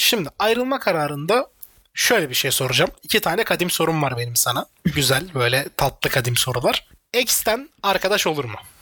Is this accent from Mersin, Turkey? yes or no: yes; Mersin, Turkey; also born or lived in Adana; Hepimiz daha çok Mersin'de yaşamışız.